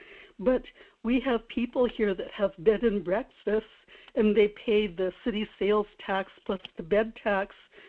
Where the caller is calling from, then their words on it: Kodiak, Alaska, United States; This is … in Kodiak.